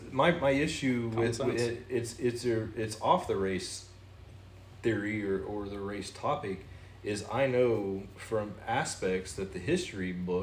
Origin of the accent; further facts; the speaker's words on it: the South, United States; You know, not because I'm from the South